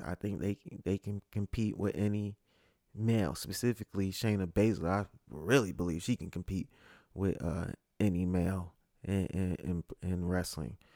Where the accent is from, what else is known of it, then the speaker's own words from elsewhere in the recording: Connecticut, United States; live from Connecticut, my home state, uh, specifically Bridgeport